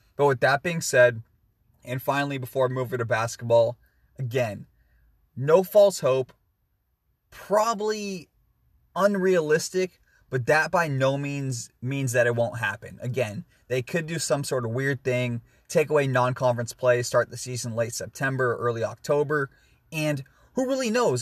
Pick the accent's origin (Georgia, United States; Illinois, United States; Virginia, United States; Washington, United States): Washington, United States; my home state of Washington